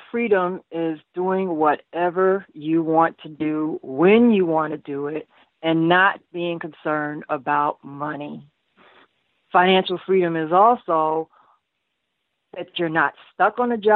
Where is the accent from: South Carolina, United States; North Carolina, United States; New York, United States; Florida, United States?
New York, United States; New York City; I was born in Brooklyn, New York, one of four girls, and we all grew up in separate homes